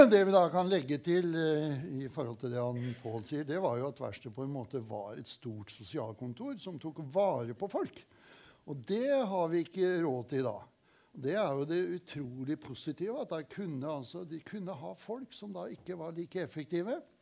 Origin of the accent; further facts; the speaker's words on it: Kråkerøy, Østfold, Norway; som guttunge jeg bodde hjemme hos besteforeldrene mine på Kråkerøy